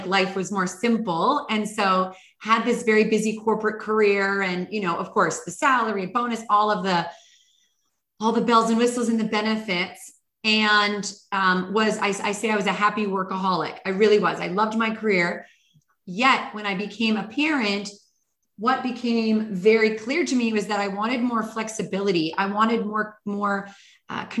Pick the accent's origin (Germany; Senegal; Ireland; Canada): Canada; British Columbia; moved away as an adult; also born or lived in Hawaii / New York City / Istanbul / Los Angeles; I'm originally from British Columbia, Canada